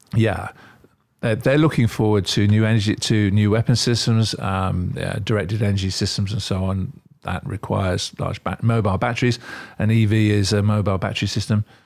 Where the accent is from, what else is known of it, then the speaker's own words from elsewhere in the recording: Australia; also born or lived in England; now in United Kingdom; I'm originally Australian.